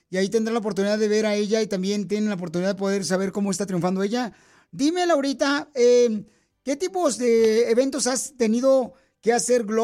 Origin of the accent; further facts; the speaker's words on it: Dallas, Texas, United States; Nací aquí en Dallas.